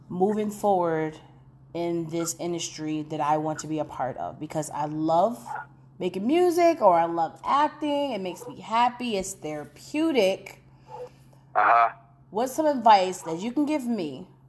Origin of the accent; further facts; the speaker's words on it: Connecticut, United States; now in Indiana, United States; I'm originally from Connecticut, but at this very moment, I'm in Indiana